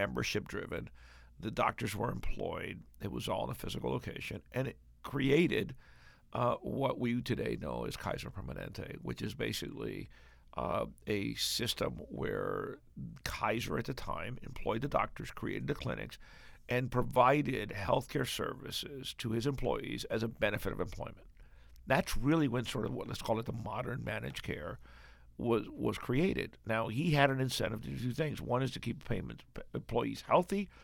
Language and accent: English; Cuba; moved away; Cuba, my home country